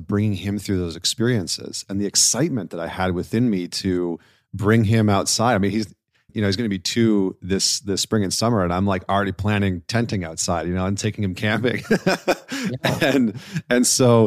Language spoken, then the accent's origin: English; Northern Canada, Canada; I grew up in Northern Canada.